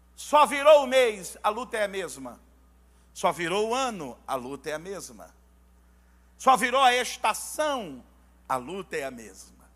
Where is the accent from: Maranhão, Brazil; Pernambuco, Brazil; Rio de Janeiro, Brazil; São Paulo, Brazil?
Rio de Janeiro, Brazil; Baixada Fluminense; eu sou lá da Baixada